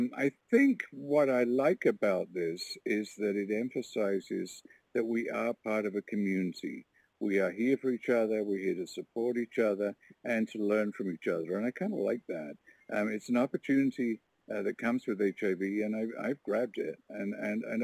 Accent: Warkworth, Ontario, Canada; I'm from Warkworth, Ontario, a little rural community of 700 people

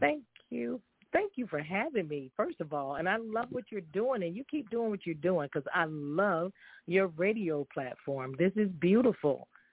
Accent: High Point, North Carolina, United States; after being raised and reared in the same city of High Point, North Carolina

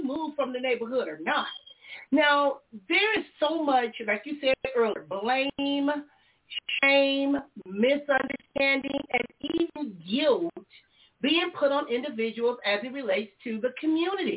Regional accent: Compton, California, United States; moved away as an adult; while I was growing up in Compton

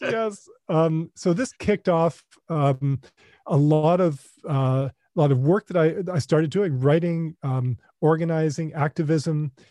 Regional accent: North Carolina, United States; also born or lived in Ohio; as a boy growing up in North Carolina. Uh, we moved there from Ohio, where I was born

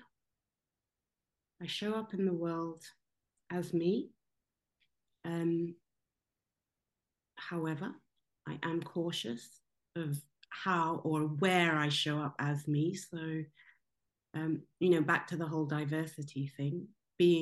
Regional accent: Kenya; also born or lived in South Africa / London; now in Germany; I was born in Kenya. I have a Kenyan passport.

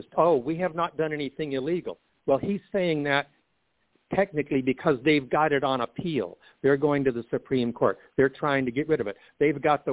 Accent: Jacksonville, Florida, United States; Jacksonville Film Festival, my hometown

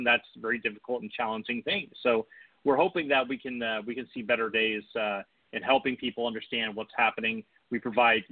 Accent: Bay Area, California, United States; moved away; I'm actually from the Bay Area. My parents still live up there.

